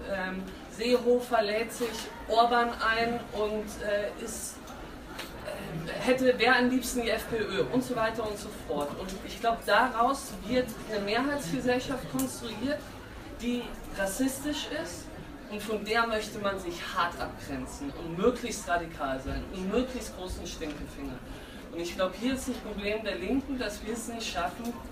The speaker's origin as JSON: {"language": "German", "town": "Regensburg", "region": "Bavaria", "country": "Germany", "said": "ich komme aus Regensburg, Bayern"}